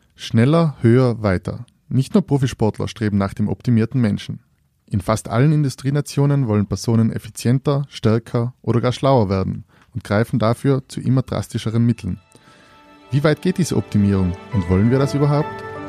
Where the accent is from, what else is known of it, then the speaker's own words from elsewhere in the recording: Austria; wir als Österreicher